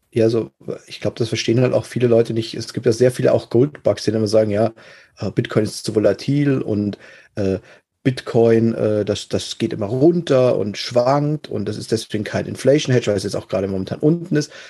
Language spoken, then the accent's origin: German; Germany; Bei uns in Deutschland